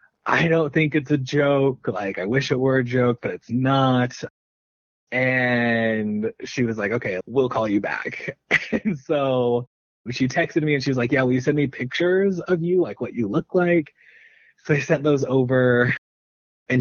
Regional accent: Ohio, United States; born there; I guess I was lucky that I was born in Ohio

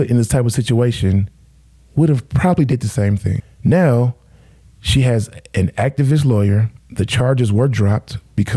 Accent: Midwest, United States; I'm from the Midwest

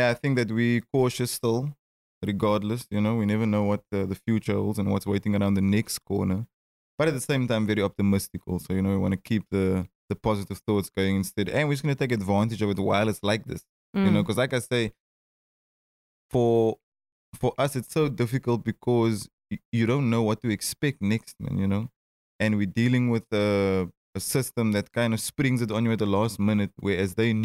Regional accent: Cape Town, Western Cape, South Africa; Growing up in Cape Town

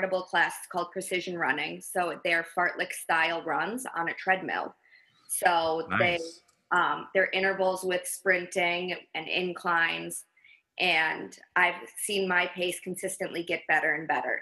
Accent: Wisconsin, United States; moved away as an adult; also born or lived in Minnesota / Pennsylvania; I am originally from Wisconsin

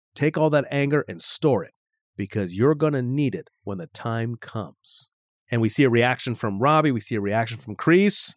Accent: San Fernando Valley, California, United States; born and raised in the San Fernando Valley

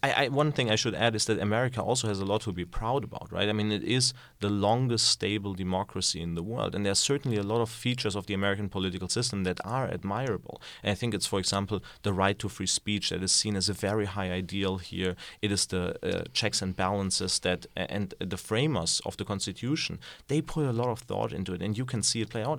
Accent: Germany; moved away; So I grew up in Germany

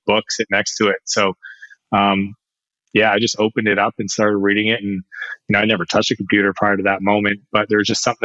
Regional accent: Canada; I'm a Canadian

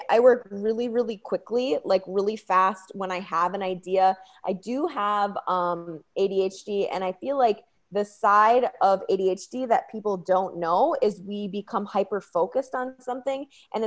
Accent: Red Wing, Minnesota, United States; also born or lived in Green Bay, Wisconsin; I am from Red Wing, Minnesota

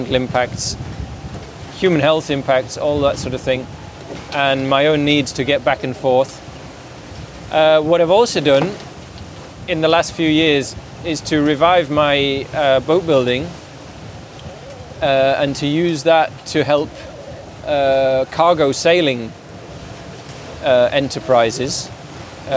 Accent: Yorkshire and the Humber, United Kingdom; moved away as an adult; now in Switzerland; I grew up in Yorkshire, but for the last quite a few years, I've lived in Switzerland.

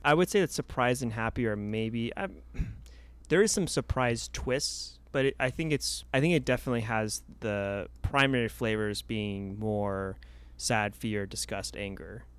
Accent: Los Angeles, California, United States; born and raised in Los Angeles

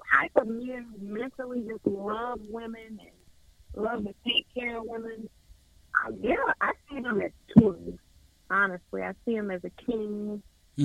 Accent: Guantanamo Bay, Guantánamo, Cuba; born there; Yeah, I was born in Cuba. My father was in the military, so I was born there, and my little sister was born there.

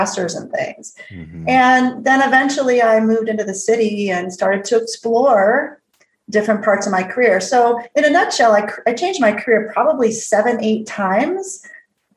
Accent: Midwest, United States; moved away as an adult; also born or lived in Alaska; growing up in the Midwest in the 80s

